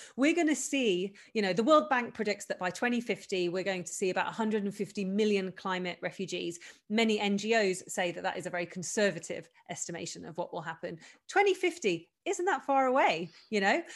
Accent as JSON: {"language": "English", "country": "United Kingdom", "said": "I am British, so I don't want to mock my own people"}